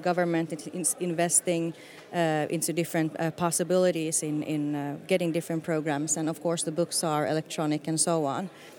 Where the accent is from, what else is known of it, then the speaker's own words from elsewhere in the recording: Finland; moved away as an adult; also born or lived in United States; I was born and raised in Finland